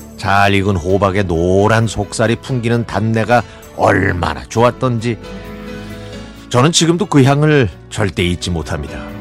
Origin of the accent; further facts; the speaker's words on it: Incheon, South Korea; now in Paju, South Korea; 제 고향인 검단이 생각납니다.